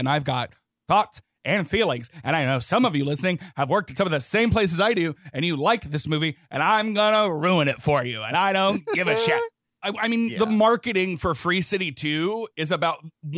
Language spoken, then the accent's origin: English; the South, United States; growing up in the South.